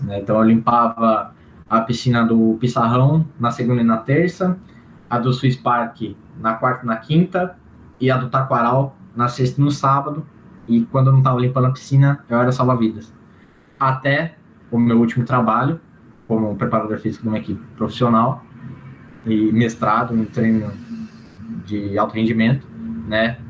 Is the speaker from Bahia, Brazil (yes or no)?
no; Campinas, São Paulo, Brazil; sou de Campinas